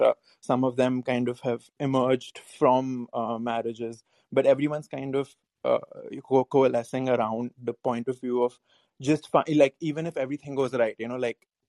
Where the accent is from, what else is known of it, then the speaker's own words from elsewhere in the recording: India; I'm from India